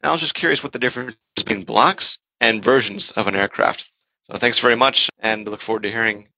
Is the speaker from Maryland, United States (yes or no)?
yes; Maryland, United States; moved away as an adult; now in Czech Republic; born and raised in Maryland, but currently living in the Czech Republic.